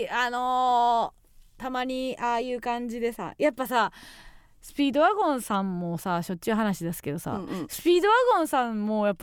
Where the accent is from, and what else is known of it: Kansai, Osaka, Japan; born or raised there; moved away